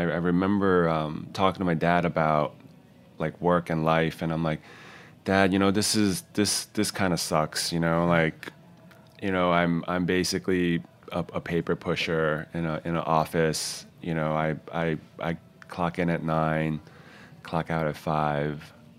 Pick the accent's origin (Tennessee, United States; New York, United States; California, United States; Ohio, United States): New York, United States; Queens; And I grew up essentially in Queens from like grade school like to high school, like a bulk of the years living in Queens.